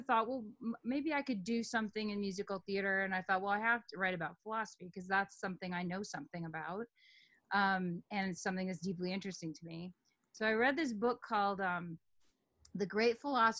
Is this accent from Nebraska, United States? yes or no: yes; Omaha, Nebraska, United States; moved away as an adult; also born or lived in New York City / Texas / Berkeley; I grew up in Omaha, Nebraska until I was 18.